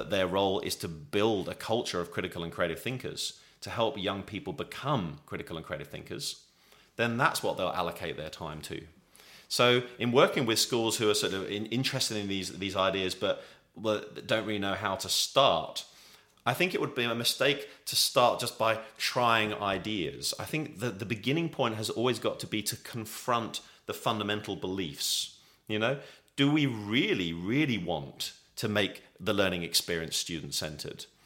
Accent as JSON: {"language": "English", "region": "England", "country": "United Kingdom", "said": "as an Englishman"}